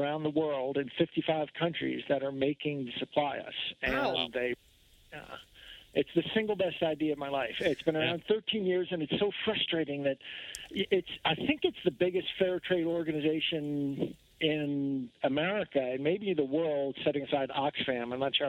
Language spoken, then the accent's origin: English; New England, United States; now in Utah, United States; I'm from Vermont, New Hampshire, and Connecticut. And actually, I lived right outside Boston when I was a little kid.